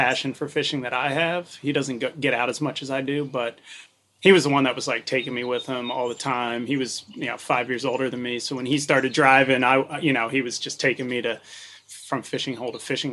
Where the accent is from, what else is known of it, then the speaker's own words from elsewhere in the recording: West Chester, Pennsylvania, United States; moved away as an adult; also born or lived in New Zealand; now in Maryland, United States; I grew up outside of Philadelphia in Westchester, Pennsylvania